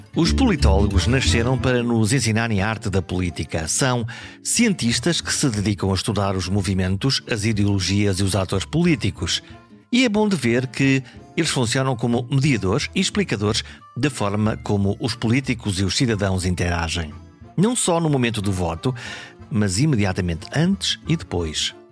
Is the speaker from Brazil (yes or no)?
no; Caminha, Norte, Portugal; also born or lived in Viana do Castelo; Eu nasci em Viena do Castelo, mas a minha terra é Caminha